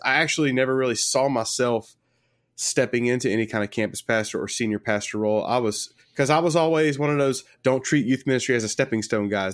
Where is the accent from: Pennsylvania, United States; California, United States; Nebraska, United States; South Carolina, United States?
South Carolina, United States; Sumter; I'm from Sumter, South Carolina